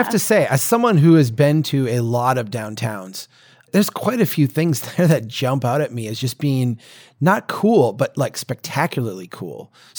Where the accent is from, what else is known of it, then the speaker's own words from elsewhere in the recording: Minnesota, United States; as a Minnesotan